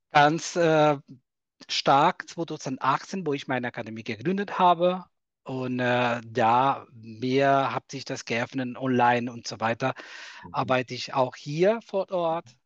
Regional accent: Cuba; German is a second language; now in Germany; Ich komme aus Kuba, mhm. bin seit 2010 in Deutschland, äh, wohne in der wunderschönen Rheinland-Pfalz.

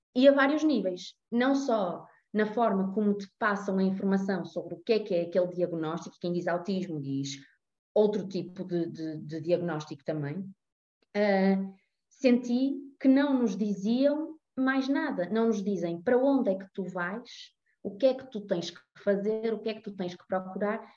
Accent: Porto, Norte, Portugal; tenho 33 anos, sou do Porto

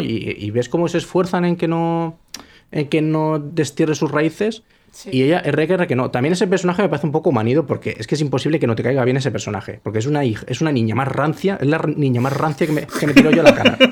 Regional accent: Spain; soy español

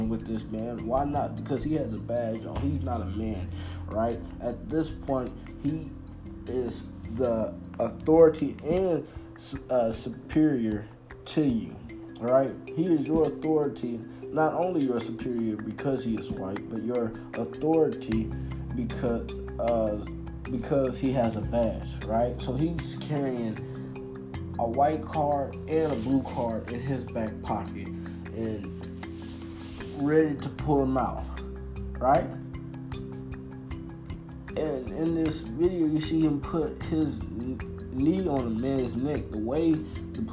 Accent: United States; as an American

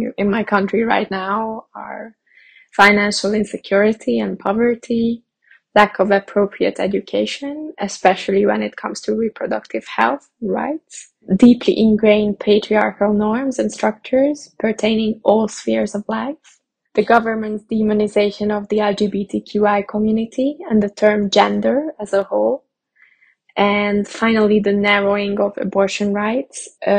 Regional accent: Hungary; English is a second language; So I'm originally from Hungary.

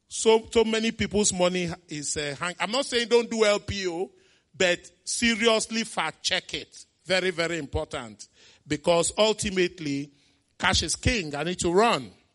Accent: Onitsha, Anambra, Nigeria; As a kid, I grew up in Onitsha, my beloved town, Onitsha.

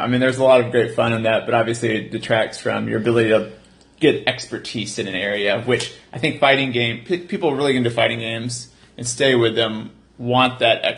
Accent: Houston, Texas, United States; moved away as an adult; now in Austin, United States; we're from Houston

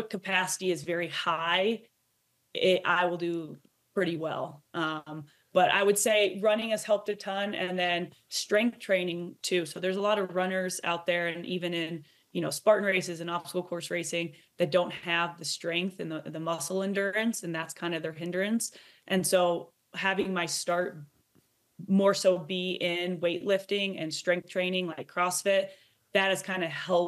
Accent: Iowa, United States; Growing up in Iowa

